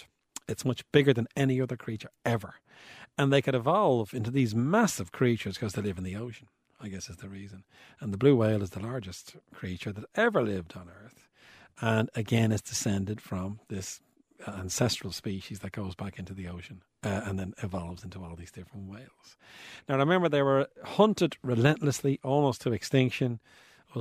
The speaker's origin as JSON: {"language": "English", "town": "Bray", "region": "County Wicklow", "country": "Ireland", "said": "I'm from Bray, County Wicklow"}